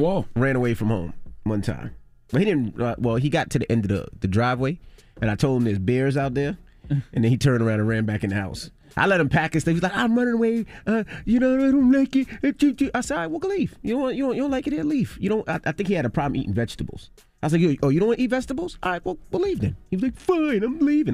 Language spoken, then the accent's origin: English; New York City, New York, United States; my closest relative was my grandmother growing up. I'm from Queens